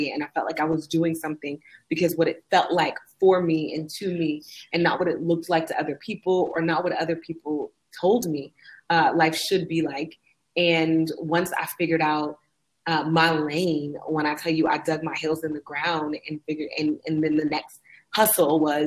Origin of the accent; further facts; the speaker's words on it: Oakland, California, United States; moved away as an adult; also born or lived in Austin, Texas; my hometown of Oakland, California